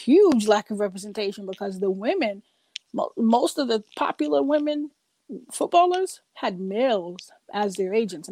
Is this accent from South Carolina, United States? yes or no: no; New York City, New York, United States; I grew up in Queens, New York, Jamaica, Queens